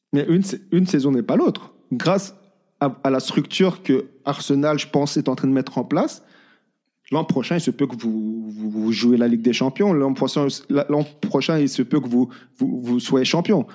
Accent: Belgium; En tant que Belge

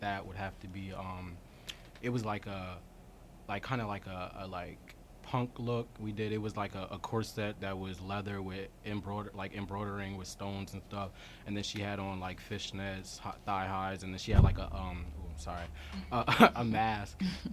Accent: Winslow, New Jersey, United States; also born or lived in Camden, New Jersey; I'm from Winslow. It's like down South Jersey. Mm-hmm. I was born in Camden

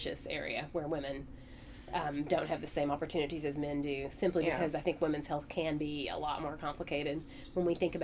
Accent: Hazard, Kentucky, United States; I grew up here in Hazard.

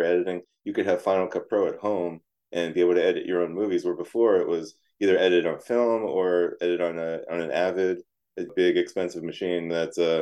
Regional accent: Wilkes-Barre, Pennsylvania, United States; I grew up in South Wilkes-Barre and went to Myers High School, and just proud to be from Wilkes-Barre in the Wyoming Valley.

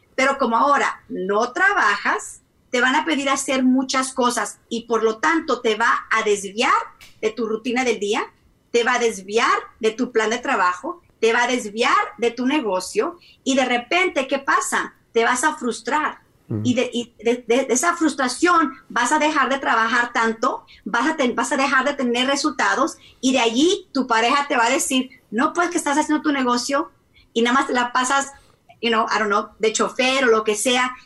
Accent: Mexico; yo soy mexicana, mexicana, mexicana

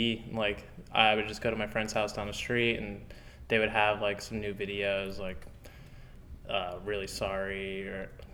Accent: Fort Lauderdale, Florida, United States; Yeah, like, Pompano, Fort Lauderdale.

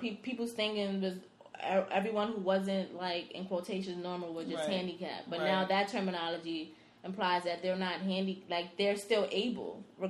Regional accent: New York City, New York, United States; I don't care if I'm from the Bronx. Bed-Stuy is my, you know.

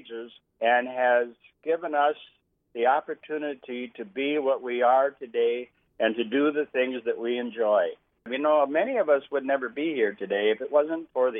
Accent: Roseau, Minnesota, United States; now in Thief River Falls, United States; we're both from Roseau. You know, that's a great town to be from. Great place to live and to grow up

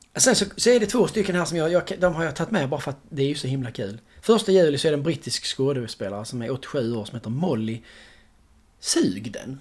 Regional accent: Sweden; som svensk

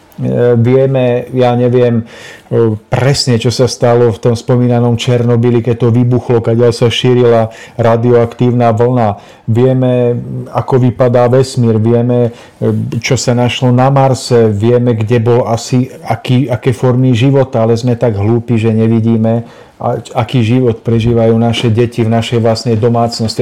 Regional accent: Nižná, Žilina Region, Slovakia; u nás v Nižnej na Orave

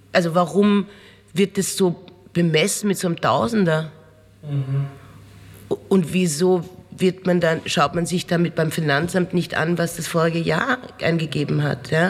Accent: Austria; dass man als Bürger mit so Situationen konfrontiert wird, als Österreicher, wie da umgegangen wird.

